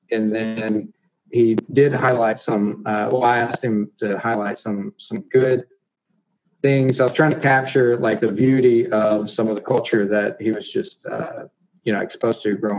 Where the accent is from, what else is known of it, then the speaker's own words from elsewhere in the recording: Texas, United States; accent: southern drawl; I'm from Texas.